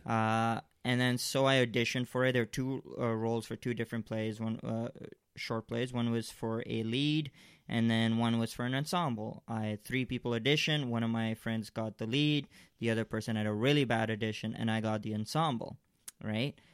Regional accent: Malaysia; I grew up in Malaysia.

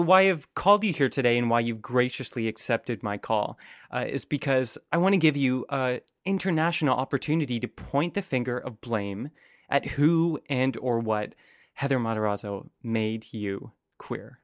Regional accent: Canada; also born or lived in San Francisco; as a Canadian

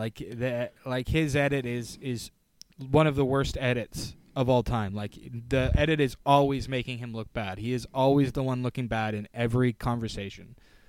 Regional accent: Maine, United States; It reminds me of a time when I grew up in Maine.

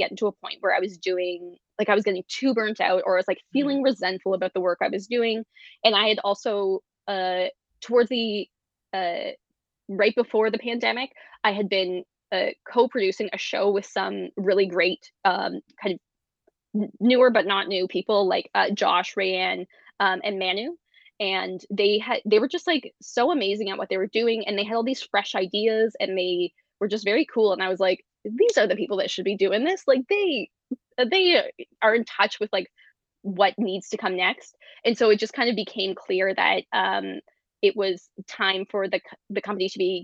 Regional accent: Guelph, Ontario, Canada; now in Toronto, Canada; as a precocious teenager growing up in Guelph, Ontario

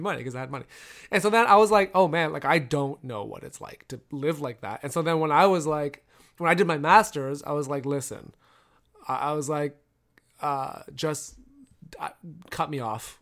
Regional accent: Toronto, Ontario, Canada; I grew up in Toronto

